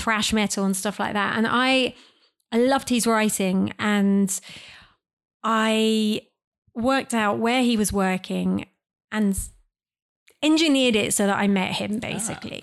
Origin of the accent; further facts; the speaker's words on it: United Kingdom; I'm British